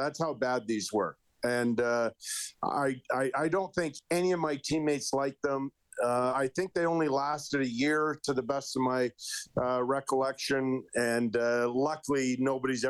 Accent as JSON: {"language": "English", "town": "Edmonton", "region": "Alberta", "country": "Canada", "tie": "born or raised there", "said": "we grew up in Elmwood."}